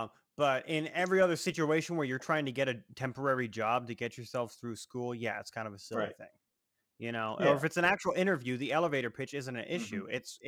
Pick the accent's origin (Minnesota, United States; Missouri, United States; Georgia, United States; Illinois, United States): Illinois, United States; moved away as an adult; now in South Dakota, United States; I feel like I should say from Illinois, but technically speaking, I don't live there anymore. And so I was like, even though I've only lived in South Dakota for like a year and a half, 2 years at this point